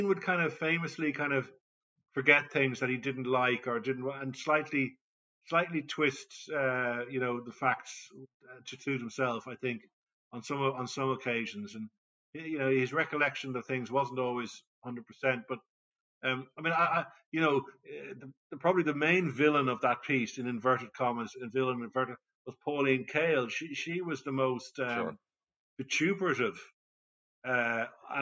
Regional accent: Ireland; as an Irishman

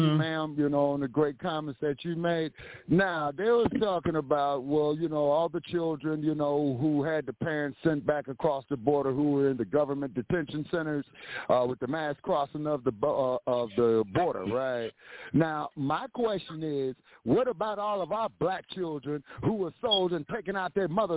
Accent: Los Angeles, California, United States; I grew up in Los Angeles

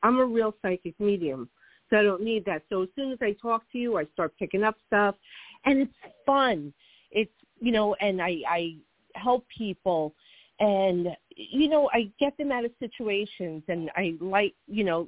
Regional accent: New Jersey, United States; accent: Jersey; my Jersey accent

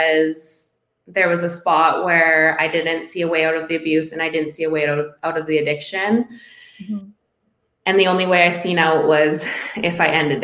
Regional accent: Northwestern Ontario, Canada; moved away as an adult; my hometown, like I'm from a very small Northwestern Ontario town

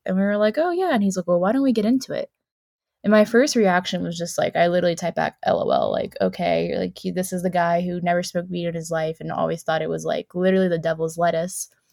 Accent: South Carolina, United States; moved away as an adult; I grew up in South Carolina near the beach

